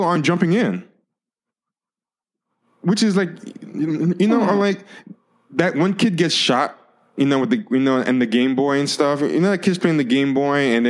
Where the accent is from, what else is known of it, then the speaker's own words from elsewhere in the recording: United States; I'm of Haitian descent, even though I'm born in America, I'm raised as an American